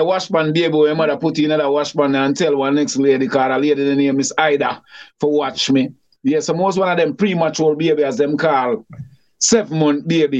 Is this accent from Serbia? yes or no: no; Grand Spence, Saint Thomas Parish, Jamaica; Growing up in Grand Spence, St. Thomas, we grew up around some get a superstar.